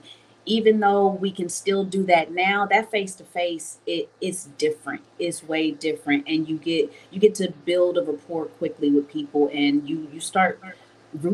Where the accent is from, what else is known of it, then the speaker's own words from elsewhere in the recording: Los Angeles, California, United States; also born or lived in Philadelphia, Pennsylvania; I was born in Philly and I was raised in LA my informative years